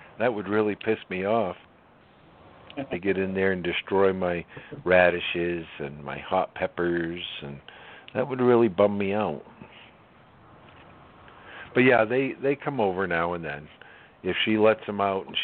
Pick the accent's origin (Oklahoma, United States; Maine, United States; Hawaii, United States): Maine, United States; I'm from Maine, where the French people up north where I grew up